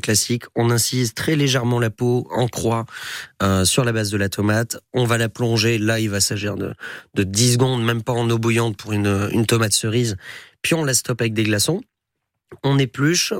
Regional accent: Haute-Savoie, Auvergne-Rhône-Alpes, France; moved away; chez moi en Haute-Savoie

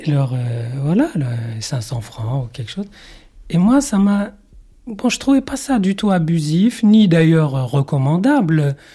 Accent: Morocco; moved away; dans mon enfance euh, au Maroc et mon éducation un peu biblique

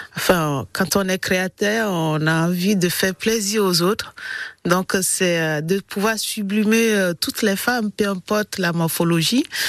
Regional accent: Togo; now in Montpellier, France; je suis née euh, précisément au Togo, en Afrique

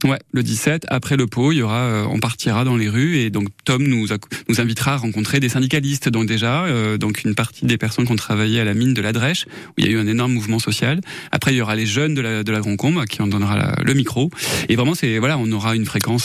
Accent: Saint-Christol-lès-Alès, Occitania, France; je suis plutôt de Saint-Christophe-les-Alès, donc je suis né là-bas, j'ai grandi là-bas, 18 ans.

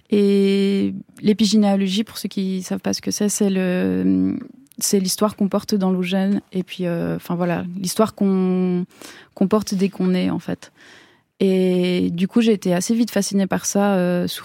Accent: Switzerland; born there; Et moi, je suis née en Suisse, voilà, qui est une une enfance qui est complètement complètement différente.

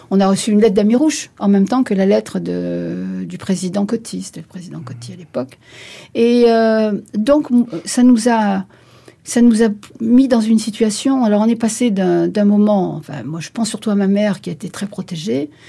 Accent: Béjaïa, Béjaïa Province, Algeria; Je suis née à Bougie, à 200 km de, à l'est d'Alger, une très très jolie ville au bord de l'eau, magnifique

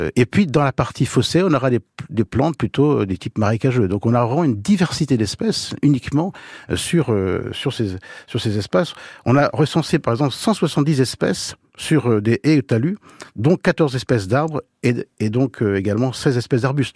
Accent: Manche, Normandy, France; Chez nous, dans la Manche

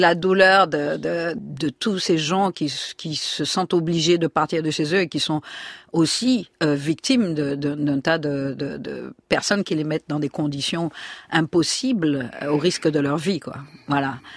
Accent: Martinique

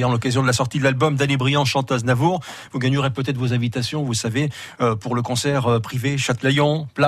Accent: Tunisia; born or raised there

